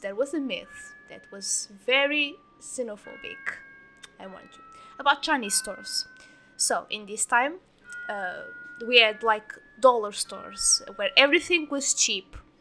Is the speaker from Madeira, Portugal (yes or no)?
no; near Lisbon, Portugal; I was born in near Lisbon, so I'm not from the village